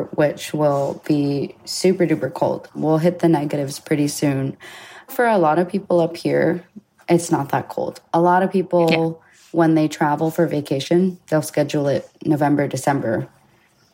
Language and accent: English; Utqiagvik, Alaska, United States; also born or lived in Hawaii; I was born and raised here in Utqiagvik, Alaska